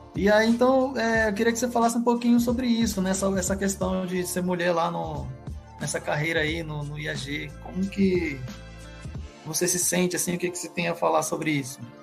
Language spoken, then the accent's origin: Portuguese; Maranhão, Brazil; moved away; also born or lived in São Paulo; Eu que sou maranhense